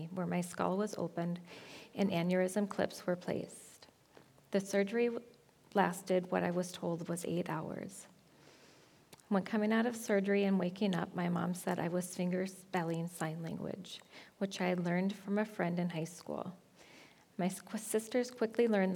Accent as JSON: {"language": "English", "town": "Onamia", "region": "Minnesota", "country": "United States", "tie": "born or raised there", "moved": "as an adult", "lives_now": "Nisswa, United States", "said": "moving to the area from my hometown of Onamia"}